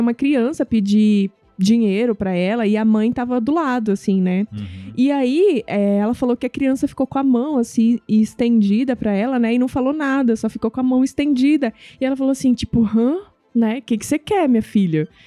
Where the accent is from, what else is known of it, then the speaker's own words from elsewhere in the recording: Northeast Region, Brazil; moved away; eu nasci no Nordeste